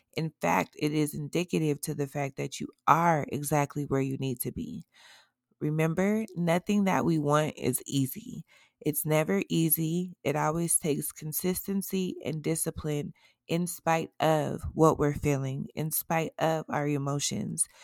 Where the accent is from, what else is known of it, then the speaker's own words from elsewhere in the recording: Colorado, United States; my home state in Aurora, Colorado, Inglewood, Castle Rock